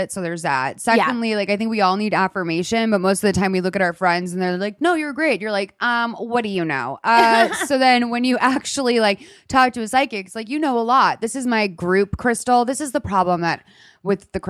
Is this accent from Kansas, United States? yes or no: no; Massachusetts, United States; moved away; I grew up in Massachusetts